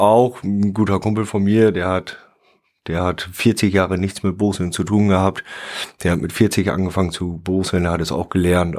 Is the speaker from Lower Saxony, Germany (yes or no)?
yes; Sande, Lower Saxony, Germany; ich bin in der Tat in der Gemeinde Sande geboren, aufgewachsen und lebe dort mit meiner Familie